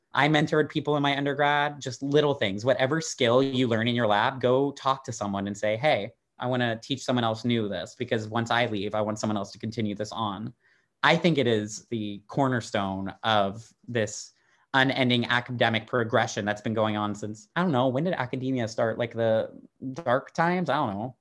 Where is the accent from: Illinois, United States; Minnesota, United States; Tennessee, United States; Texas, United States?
Texas, United States; Dallas; moved away as an adult; also born or lived in Austin, Texas; now in Amsterdam, Netherlands; I grew up in Texas